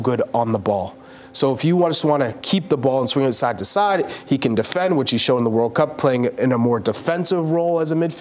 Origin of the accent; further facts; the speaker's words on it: United States; I grew up in America as well